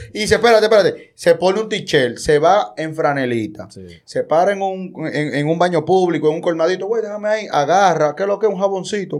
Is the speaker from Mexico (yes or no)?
no; Dominican Republic; somos República Dominicana, somos dominicanos